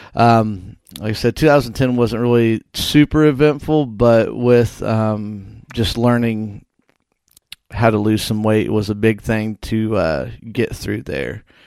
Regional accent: Whitehall, Illinois, United States; my hometown of Whitehall

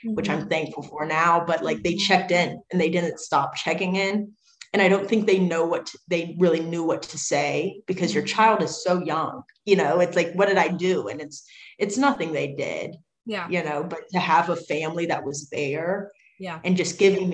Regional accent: Virginia, United States; Small town in Virginia.

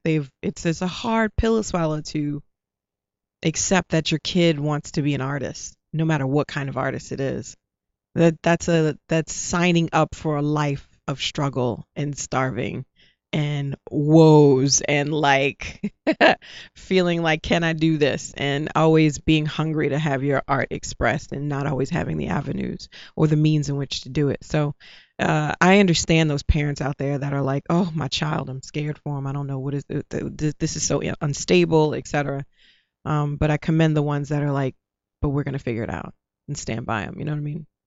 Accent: New Orleans, Louisiana, United States; moved away as an adult; also born or lived in New York; I'm from New Orleans

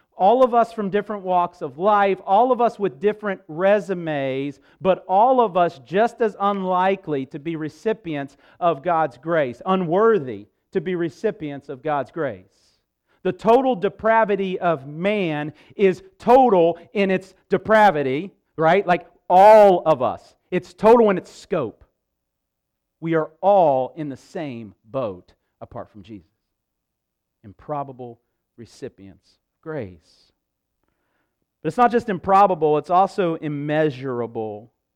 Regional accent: Huntington, West Virginia, United States; also born or lived in Barboursville, West Virginia; I was born in Huntington, uh, the home of Marshall University

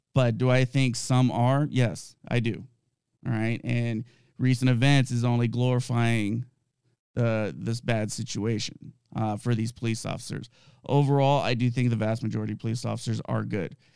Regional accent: Southern California, United States; I grew up in Southern California. I was born and raised there

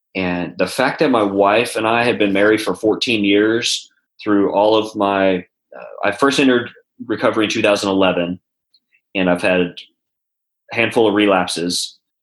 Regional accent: Texas, United States; also born or lived in California; now in Nashville, United States; I'm from Texas

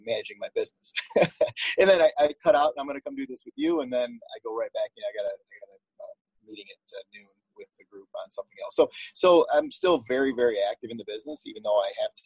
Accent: Detroit, Michigan, United States; my home community, my hometown

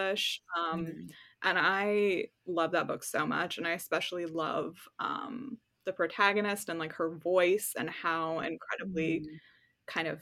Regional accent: New York, United States; moved away as an adult; now in California, United States; I live in California now. I'm from New York. But now I live in California. And, you know, I went through Hurricane Sandy when I was living back home

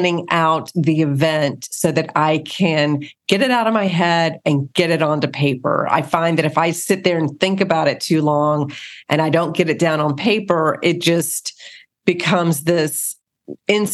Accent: the South, United States; I'm from the South

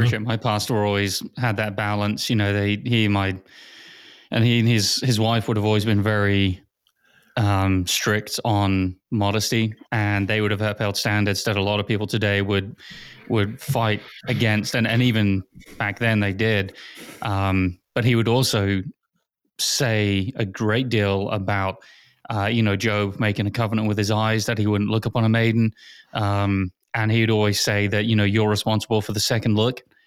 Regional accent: England, United Kingdom; moved away; Growing up in England

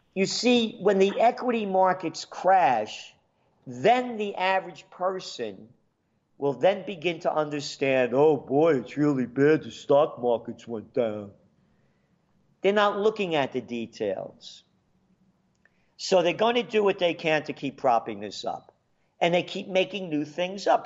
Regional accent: New York City, New York, United States; born in the Bronx

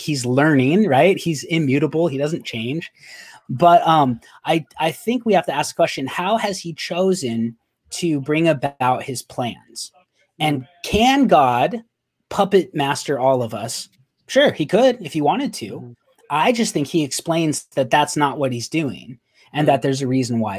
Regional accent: Arizona, United States; I'm from Arizona

